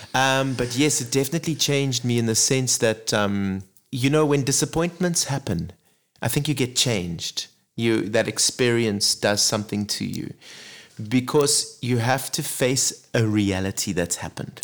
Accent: Zimbabwe; also born or lived in Zambia; I grew up really in Africa. You know, born in Zambia, grew up in Zimbabwe.

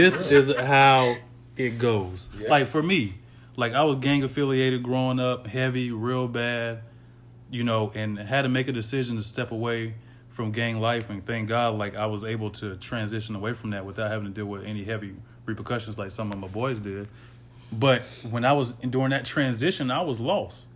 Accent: the South, United States; growing up in the South

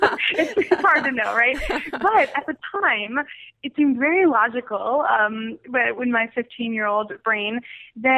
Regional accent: Royal Oak, Michigan, United States; now in Los Angeles, United States; I actually grew up in Royal Oak

